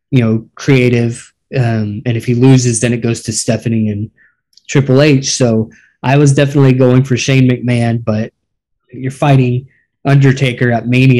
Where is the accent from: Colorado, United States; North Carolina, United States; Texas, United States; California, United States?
Texas, United States; Dallas; my hometown